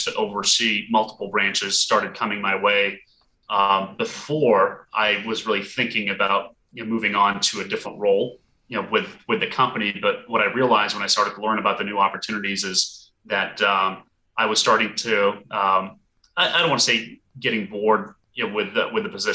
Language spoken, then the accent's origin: English; Burlington, Vermont, United States; moved away as an adult; also born or lived in Portland, Maine; now in Washington, DC, United States; I grew up in Burlington, Vermont, and also went to the University of Vermont.